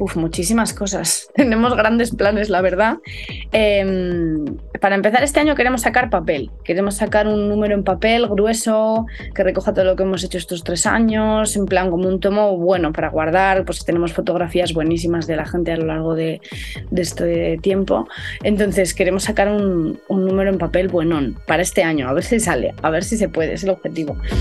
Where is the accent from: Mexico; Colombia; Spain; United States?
Spain; Castile; ser castellano en el siglo XXI es pues eso, pertenecer a una tierra un poco olvidada, por nosotros mismos muchas veces también